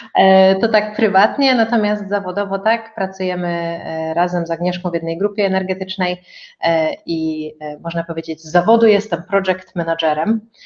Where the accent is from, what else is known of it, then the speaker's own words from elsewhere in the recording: Katowice, Silesian Voivodeship, Poland; moved away as an adult; also born or lived in Kraków; pochodzę ze Śląska